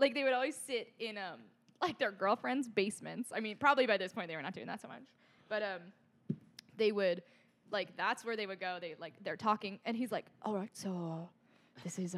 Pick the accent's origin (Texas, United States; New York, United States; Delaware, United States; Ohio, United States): Ohio, United States; Cleveland; I'm from Cleveland